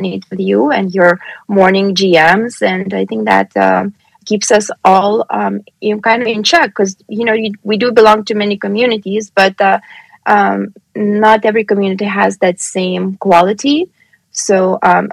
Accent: Lithuania; now in Pennsylvania, United States; I've been born and raised in Lithuania

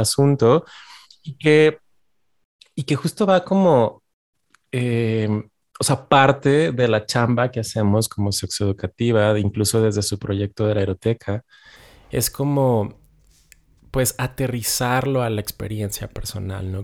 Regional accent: Ciudad Juárez, Chihuahua, Mexico; Yo soy de Ciudad Juárez

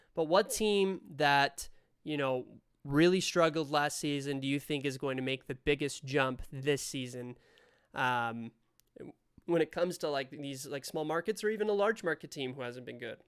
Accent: Spain; now in Utah, United States; I'm from Spain originally. Uh, moved over to the States, live in Utah now

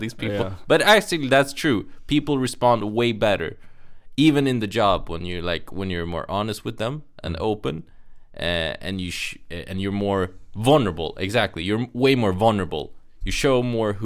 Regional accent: Sweden; I'm Indian and I was born and raised in Sweden.

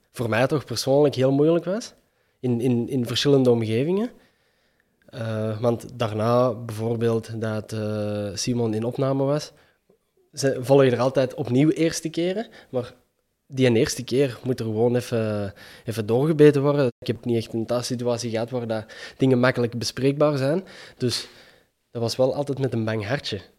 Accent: Antwerp, Belgium; accent: Kempisch; En als mijn Kempisch dialect misschien wat...

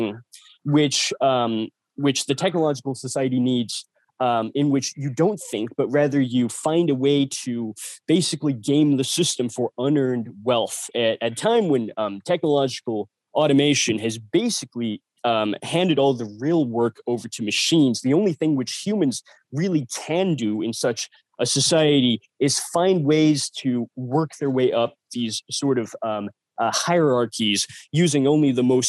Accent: United States; now in India

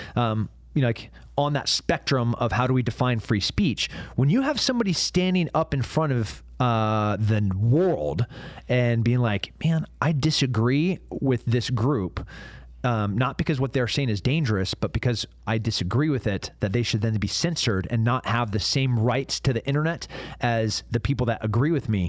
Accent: United States; also born or lived in Texas; an American and a veteran

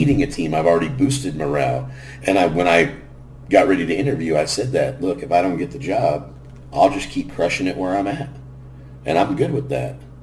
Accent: Garden Grove, California, United States; grew up in Garden Grove, California

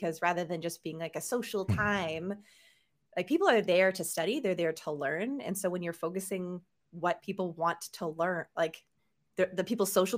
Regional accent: Canada; moved away; I'm Canadian

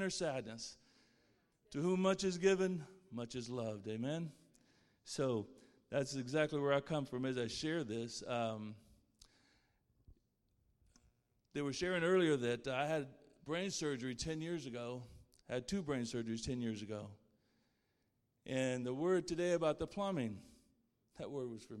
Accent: Plainview, Texas, United States; I was born in Plainview, Texas.

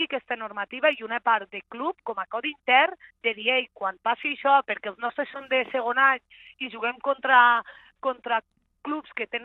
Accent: Linyola, Catalonia, Spain; jo sóc de Linyola

